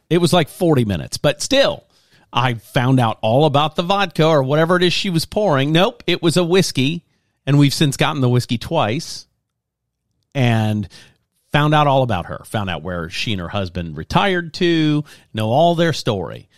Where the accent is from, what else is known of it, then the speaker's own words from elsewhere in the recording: Lafayette, Louisiana, United States; moved away; I grew up in Lafayette, Louisiana, and it's kind of a slow pace, slower pace there.